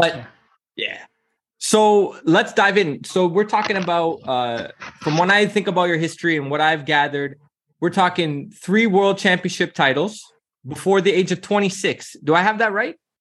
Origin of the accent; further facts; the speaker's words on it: Toronto, Ontario, Canada; now in Amsterdam, Netherlands; I'm from Toronto, right? And now I'm in Amsterdam